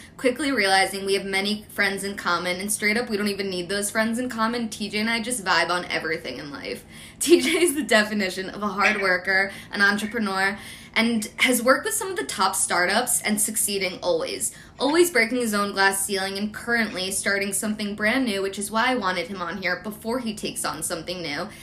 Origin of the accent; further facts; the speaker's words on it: Philadelphia, Pennsylvania, United States; I'm from Philly